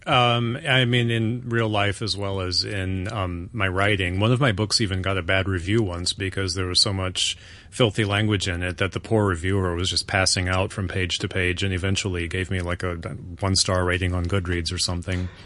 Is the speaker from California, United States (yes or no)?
no; North Carolina, United States; where I grew up in North Carolina